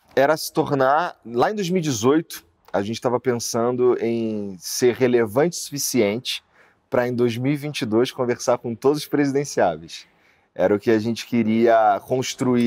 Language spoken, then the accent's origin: Portuguese; Rio de Janeiro, Brazil; accent: carioca; moved away as an adult; also born or lived in Curitiba; eu sou da Zona Norte do Rio de Janeiro. Eu morava ali, morei a maior parte da minha vida no Rocha.